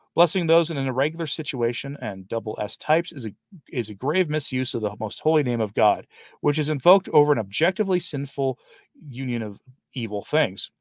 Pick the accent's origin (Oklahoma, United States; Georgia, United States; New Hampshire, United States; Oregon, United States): Oregon, United States; Forest Grove; also born or lived in Portland, Oregon; now in Shawnee, United States; I'm from, like, the Forest Grove, Cornelius area